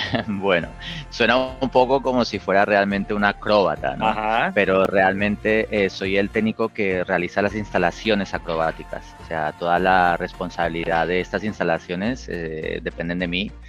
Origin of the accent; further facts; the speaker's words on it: Colombia; moved away; los colombianos